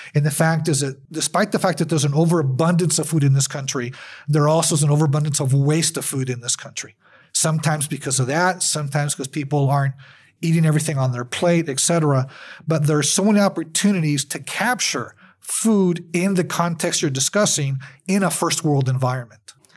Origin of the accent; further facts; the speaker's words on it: El Paso, Texas, United States; I'm from El Paso. I was born and raised here